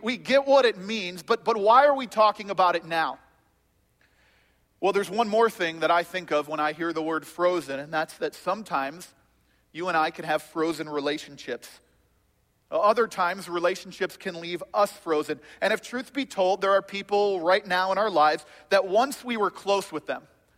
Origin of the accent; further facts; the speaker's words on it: Chicago, Illinois, United States; also born or lived in South Florida; I'm from Chicago